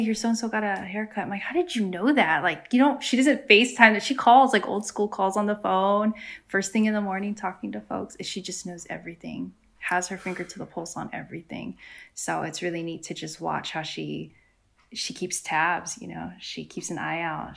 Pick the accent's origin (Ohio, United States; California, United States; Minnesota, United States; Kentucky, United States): California, United States; San Diego; moved away; also born or lived in Guam; I grew up in San Diego, California, where there are lots of other Chamorros